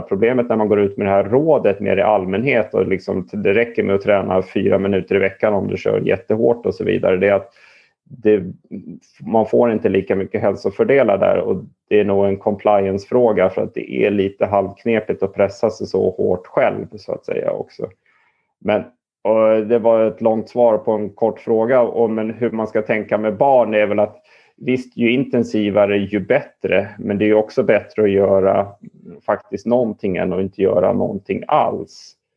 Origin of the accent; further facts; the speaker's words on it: Stockholm, Stockholm County, Sweden; jag är uppvuxen i Stockholm